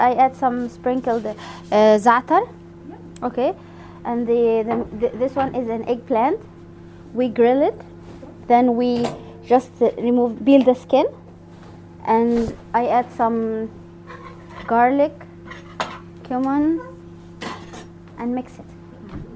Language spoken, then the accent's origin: English; Faiyum, Faiyum Governorate, Egypt; English is a second language; moved away as an adult; also born or lived in Cairo, Egypt; now in New Zealand; This is my hometown. It's in Upper Egypt